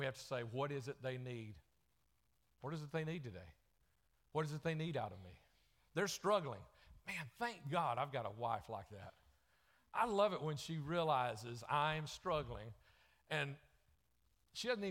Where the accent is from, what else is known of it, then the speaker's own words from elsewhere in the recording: the South, United States; accent: southern; my southern accent